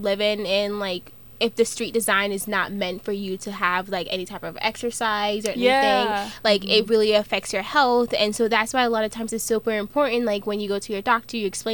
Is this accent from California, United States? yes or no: yes; California, United States; now in Iowa, United States; growing up in California